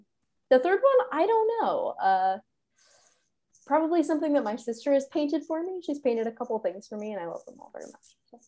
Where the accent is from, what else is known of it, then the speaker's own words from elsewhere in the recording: California, United States; now in Oregon, United States; since I am from California.